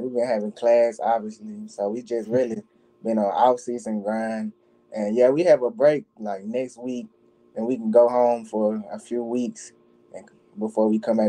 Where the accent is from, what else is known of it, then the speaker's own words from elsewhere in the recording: Mobile, Alabama, United States; moved away as an adult; also born or lived in Spanish Fort, Alabama; now in Missouri, United States; I came from Mobile to Spanish Fort, so like, it's like 30 minutes across a bridge. So like, it was a new environment for me.